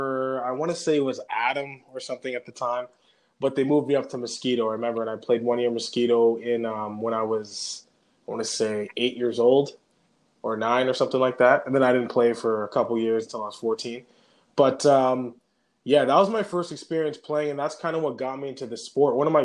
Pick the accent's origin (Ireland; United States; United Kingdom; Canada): Canada; Gatineau; also born or lived in Saskatoon, Saskatchewan / Montreal, Quebec; at 10 years old, we moved to the Gatineau, Ottawa